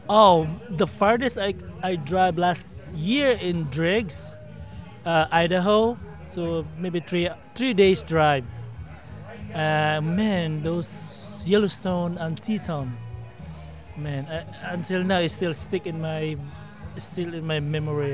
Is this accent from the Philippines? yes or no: yes; Philippines; also born or lived in Victoria, Texas; now in Austin, United States; originally, I'm a Filipino